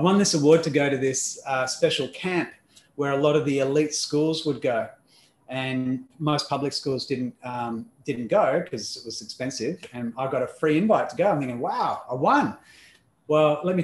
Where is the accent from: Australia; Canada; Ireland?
Australia; Perth, Western Australia; accent: Australian; also born or lived in Melbourne, Victoria; So if you haven't figured out the accent just yet, it is Australian. And I am originally from Melbourne in Australia